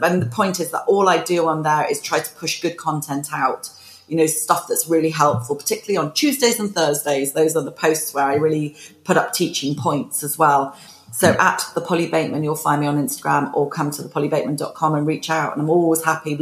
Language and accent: English; United Kingdom; being British